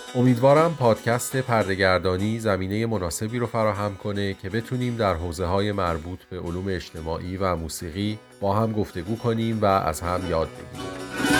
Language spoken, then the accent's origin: Persian; Tehran, Tehran Province, Iran; من در سال 1360 در تهران به دنیا اومدم